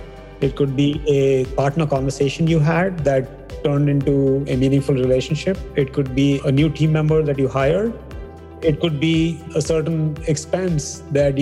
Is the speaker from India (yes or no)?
yes; India; We come from India